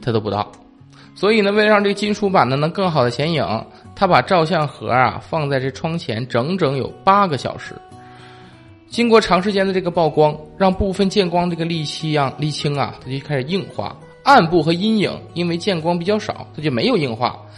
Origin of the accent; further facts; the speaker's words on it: China; 看是我们中国人先发现的啊